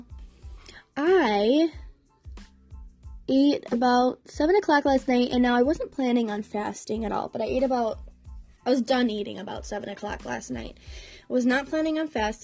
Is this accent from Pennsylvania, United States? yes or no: no; Wisconsin, United States; I'm from Wisconsin